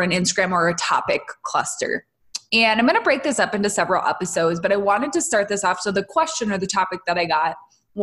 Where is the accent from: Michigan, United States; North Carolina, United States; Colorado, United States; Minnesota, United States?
Minnesota, United States; moved away; I'm from Minnesota originally.